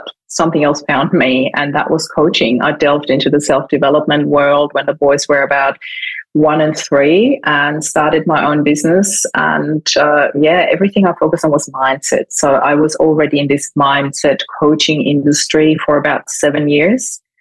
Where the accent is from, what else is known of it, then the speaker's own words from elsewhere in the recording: Vienna, Austria; moved away as an adult; now in Australia; I'm originally from Austria. I was born in Vienna and moved to Australia in 2004